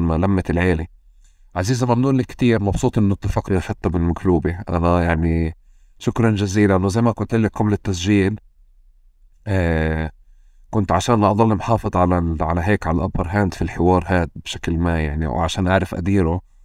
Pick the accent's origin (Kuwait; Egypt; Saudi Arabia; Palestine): Palestine; Tulkarm, West Bank; وإحنا كنا ساكنين يعني في طول كرم